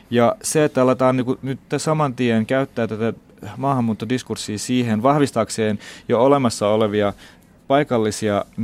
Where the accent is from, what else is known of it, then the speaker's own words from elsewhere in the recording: Finland; also born or lived in Baghdad, Iraq; vaikka mä oon syntynyt Bagdadissa, mä oon kasvanut täällä Suomessa. Et mä oon tullut 13-vuotiaana, nyt on yli puolet mun elämästä täällä.